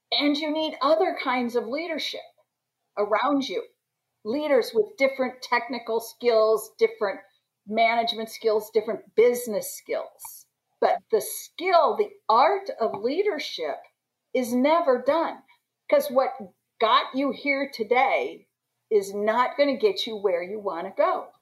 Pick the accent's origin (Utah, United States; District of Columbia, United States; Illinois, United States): District of Columbia, United States; Washington; I'm from Washington DC